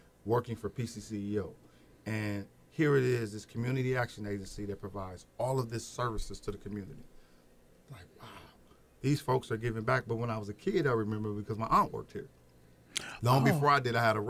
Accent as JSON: {"language": "English", "town": "Peoria", "region": "Illinois", "country": "United States", "tie": "born or raised there", "said": "being born and raised in Peoria, sure, I had some schools I would have loved to go to."}